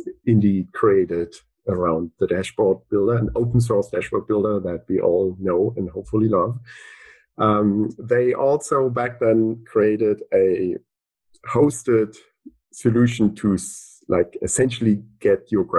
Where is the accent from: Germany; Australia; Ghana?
Germany; Berlin; moved away as an adult; also born or lived in Dublin, Ireland; I'm from Berlin. I was all my life in Berlin, essentially, until I got that Google job, which was in Dublin, Ireland